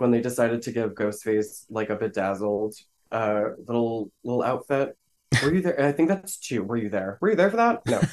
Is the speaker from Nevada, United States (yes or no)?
no; Florida, United States; I'm from Florida